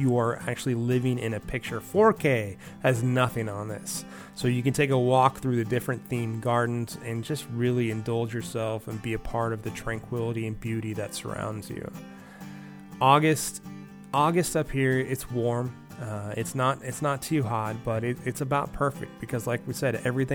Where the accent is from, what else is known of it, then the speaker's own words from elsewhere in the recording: Southern California, United States; I grew up in Southern California